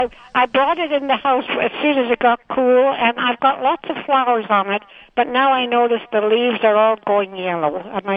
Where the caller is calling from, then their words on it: Winnipeg, Manitoba, Canada; Oh, I'm calling from Winnipeg, Carla.